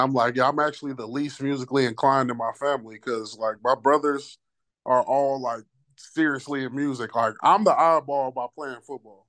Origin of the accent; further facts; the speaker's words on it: St. Louis, Missouri, United States; I'm from Saint Louis.